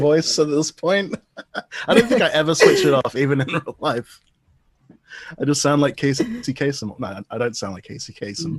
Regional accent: Davidson, New South Wales, Australia; also born or lived in London, United Kingdom; I was born in London, but I grew up in Australia, sort of the lower north shore of Sydney, a place called Davidson, which is Garigal country there for the traditional landowners. Yeah, so I kind of grew up in the middle of a national park.

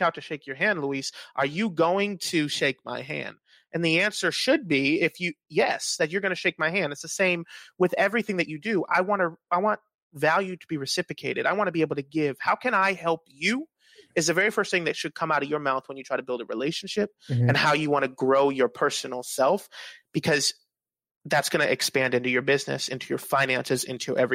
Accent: Dominican Republic; now in Jacksonville, United States; I'm Dominican

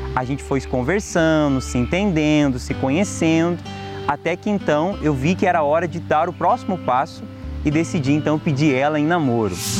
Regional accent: Ribeirão Preto, São Paulo, Brazil; eu sou de Ribeirão Preto, São Paulo

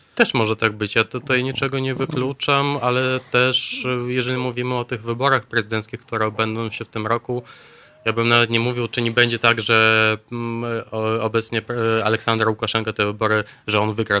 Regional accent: Belarus; now in Poland; jestem Białorusinem już od dłuższego czasu. Mieszkam w Polsce

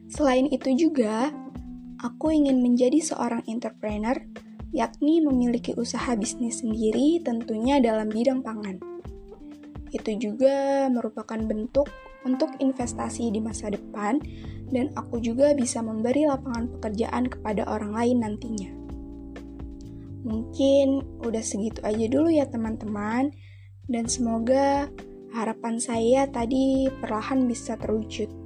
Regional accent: Bandar Lampung, Lampung, Indonesia; born there; Aku lahir di Bandar Lampung 19 Februari 2003.

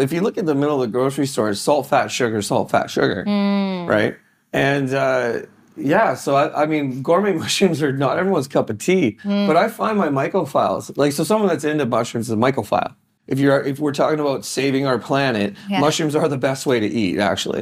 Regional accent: Canada; I'm one Canadian kid

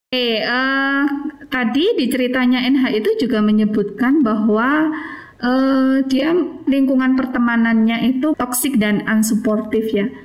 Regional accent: Trenggalek, East Java, Indonesia; karena uh, apa namanya saya berasal dari Trenggalek itu biasanya saya mendapatkan Eh, apa namanya ejekan wah anak galek makannya eh, apa namanya tiwul gaplek

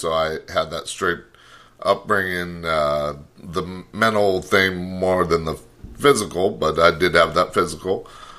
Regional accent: Riverside, California, United States; moved away as an adult; also born or lived in Homeland, California; now in Texas, United States; I'm from Southern California myself, Riverside

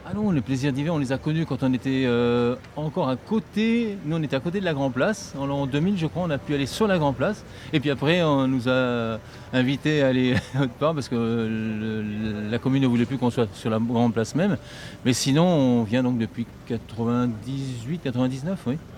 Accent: northern Dordogne, Nouvelle-Aquitaine, France; Nous on est entre Périgueux et Angoulême, donc c'est le nord de la Dordogne, c'est le Périgord vert, et on a notre ferme là-bas

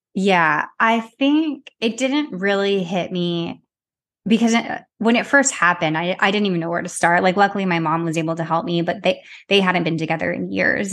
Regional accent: Arizona, United States; now in New York City, United States; I'm from Arizona, but I currently live in New York City.

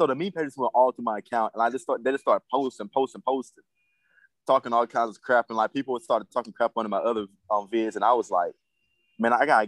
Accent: Arkansas, United States; I'm from Arkansas to start off. I grew up in Berrien, Arkansas.

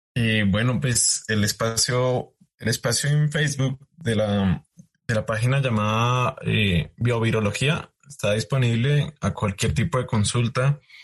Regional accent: Colombia; now in United States; Yo como colombiano hago ciencia en Estados Unidos.

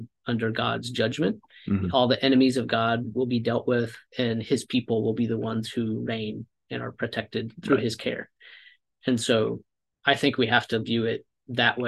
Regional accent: Iowa, United States; also born or lived in Wisconsin; now in Minnesota, United States; I've spent time in Wisconsin and now Minnesota, and I grew up in Iowa.

